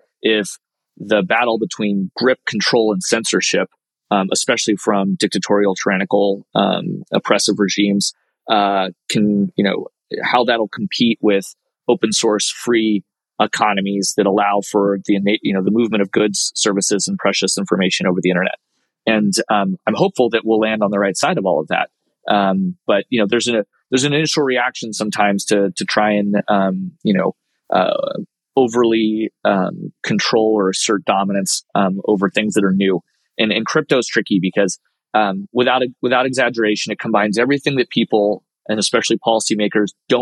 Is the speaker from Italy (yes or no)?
no; United States; as an American director of a firm